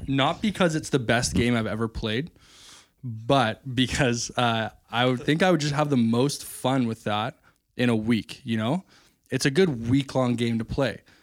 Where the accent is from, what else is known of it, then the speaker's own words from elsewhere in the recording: Chemainus, British Columbia, Canada; there's a brewery right by um, my hometown, uh, in Shemanis